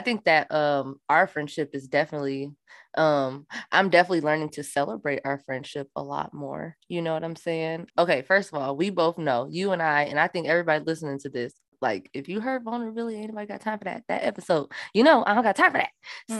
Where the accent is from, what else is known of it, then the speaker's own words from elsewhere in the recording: Minnesota, United States; I'm from Minnesota